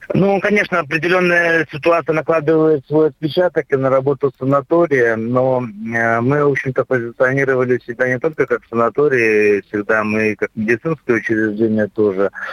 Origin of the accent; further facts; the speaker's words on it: Belarus; Белоруссия не закрывалась, то есть к нам можно въезжать в страну